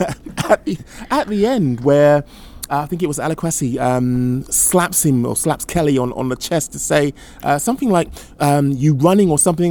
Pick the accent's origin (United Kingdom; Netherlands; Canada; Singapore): United Kingdom; as a Brit